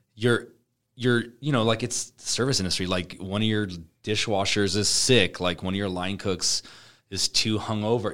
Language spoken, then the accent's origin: English; Omaha, Nebraska, United States; we're from Omaha